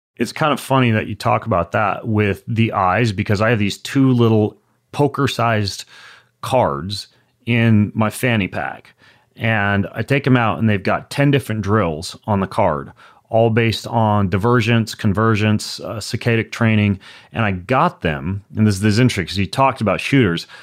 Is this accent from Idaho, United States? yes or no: yes; Lewiston, Idaho, United States; I grew up in Lewiston, Idaho